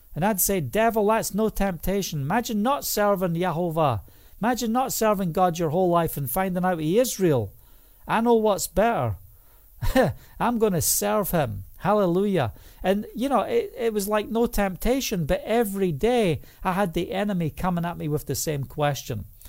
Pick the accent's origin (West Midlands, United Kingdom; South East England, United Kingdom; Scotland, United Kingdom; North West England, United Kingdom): Scotland, United Kingdom; preach in the, the rain and the noon in Scotland, and I walk the two miles home